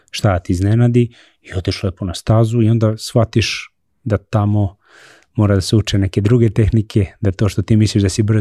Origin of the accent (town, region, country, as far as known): Serbia